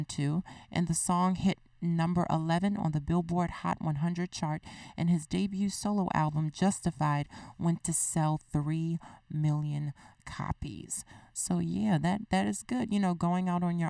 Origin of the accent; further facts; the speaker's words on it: Baltimore, Maryland, United States; that cultural aspect of the Baltimorean will come out of me